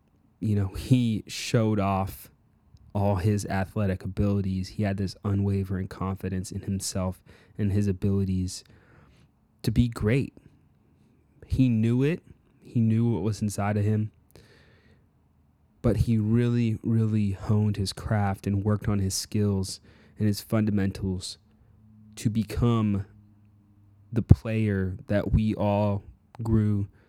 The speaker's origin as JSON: {"language": "English", "region": "Illinois", "country": "United States", "tie": "born or raised there", "said": "I grew up in Illinois, so was able to catch the last, I really remember the last two of his NBA finals."}